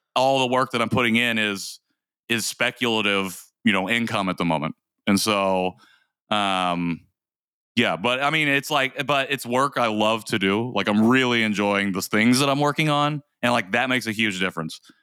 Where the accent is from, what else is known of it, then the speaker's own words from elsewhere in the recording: United States; also born or lived in South Korea; Korean American adoptees.